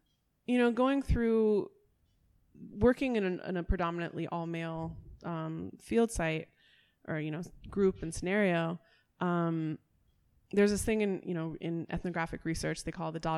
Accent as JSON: {"language": "English", "town": "Washington", "region": "District of Columbia", "country": "United States", "tie": "born or raised there", "said": "I'm from Washington, D.C. originally, and come to learn that kind of the music that I grew up with in D.C., go-go"}